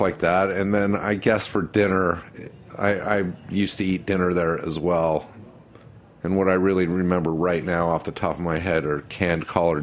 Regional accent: Salt Lake City, Utah, United States; now in New York, United States; growing up in Salt Lake City, you know, with my mother being very adventurous with cooking

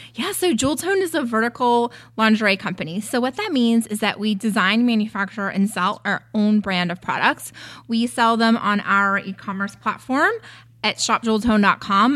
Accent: North Carolina, United States; moved away as an adult; also born or lived in San Francisco / New York City; now in Los Angeles, United States; I'm a Southern girl. I was born and raised in North Carolina.

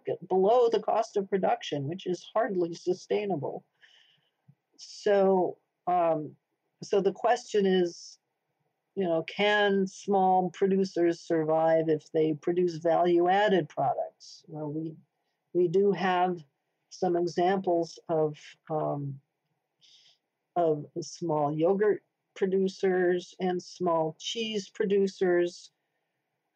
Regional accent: Vermont, United States; I come from Vermont

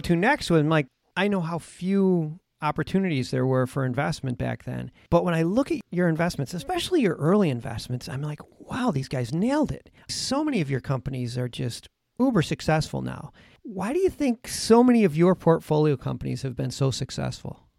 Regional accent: Buffalo, New York, United States; we're both from Buffalo, New York.

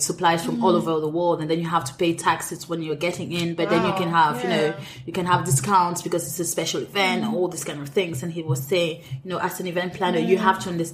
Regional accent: Cameroon; moved away as an adult; also born or lived in France / Edinburgh, United Kingdom; now in London, United Kingdom; I'm Cameroonian. I grew up in Cameroon

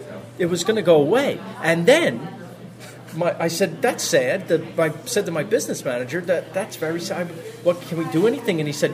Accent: New York, United States; moved away as an adult; now in Los Angeles, United States; I'm like a New Yorker. I'm like a Woody Allen New Yorker. The good part to him. But I've been raised to think that New York is the capital of the world

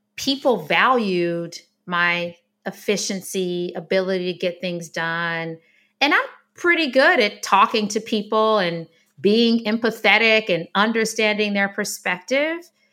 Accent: Detroit, Michigan, United States; I grew up in Detroit, Michigan

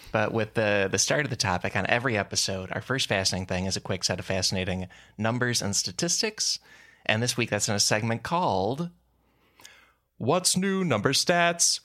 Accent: Chicago, Illinois, United States; I grew up outside Chicago, so I basically grew up in Lake Michigan

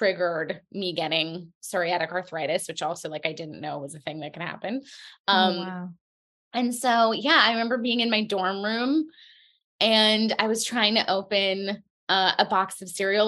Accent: New York, United States; I'm a New Yorker. I live in Brooklyn

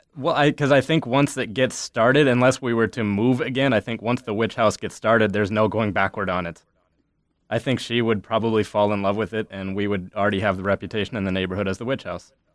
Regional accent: Ames, Iowa, United States; I grew up in Ames, uh, basically at Iowa State University

